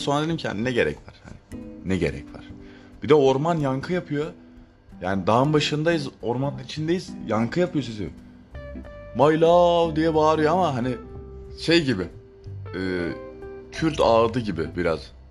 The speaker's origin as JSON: {"language": "Turkish", "region": "Adana", "country": "Turkey", "said": "Ben Adanalıyım"}